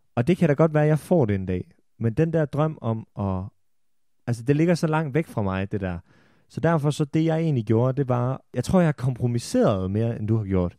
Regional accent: Holstebro, Central Denmark Region, Denmark; jeg kommer fra Holstebro. Jeg har af urensagelige årsager gået på handelsgymnasiet i Holstebro

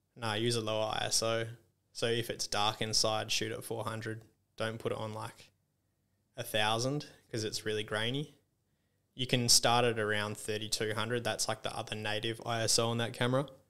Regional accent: Esperance, Western Australia, Australia; I grew up in Esperance and there's, like, heaps of farming and stuff around

